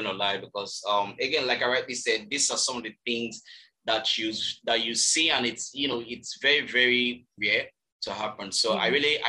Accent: Ogun State, Nigeria; also born or lived in Lagos State; now in Lagos, Nigeria; I'm from Ogun State, but I reside in Lagos State.

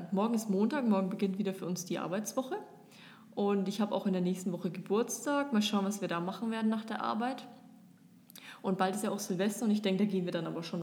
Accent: Germany; now in Dubai, United Arab Emirates; Aber wir, so als typische Deutsche, sind es halt einfach nicht gewohnt so.

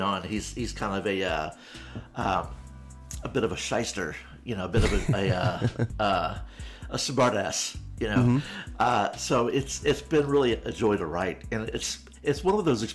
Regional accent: St. Louis, Missouri, United States; having grown up in St. Louis, which is a very Irish Catholic community

